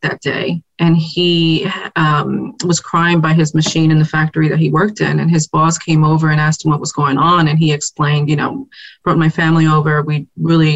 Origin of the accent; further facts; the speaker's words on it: New York City, New York, United States; also born or lived in Puerto Rico / Atlanta, Georgia; I was born and raised in the South Bronx.